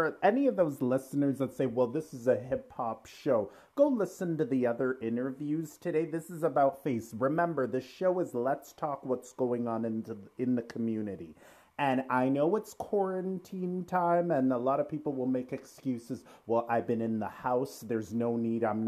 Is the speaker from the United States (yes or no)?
no; Pickering, Ontario, Canada; now in Toronto, Canada; I grew up in Pickering